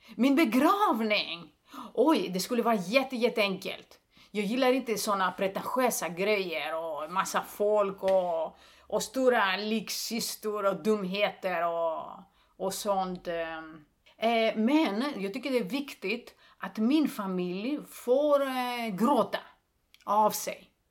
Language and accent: Swedish; Greece; Swedish is a second language; moved away as an adult; also born or lived in Stockholm, Sweden; now in Sweden; jag är grek